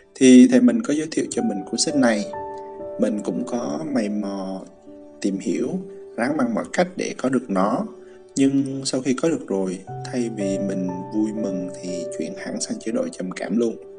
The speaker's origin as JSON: {"language": "Vietnamese", "region": "Central Highlands", "country": "Vietnam", "tie": "born or raised there", "accent": "Central Highlands accent", "said": "giọng tây nguyên quê hương mình đó"}